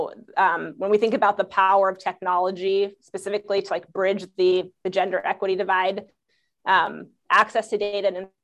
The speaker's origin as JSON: {"language": "English", "region": "Southern California", "country": "United States", "tie": "born or raised there", "said": "I grew up in Southern California"}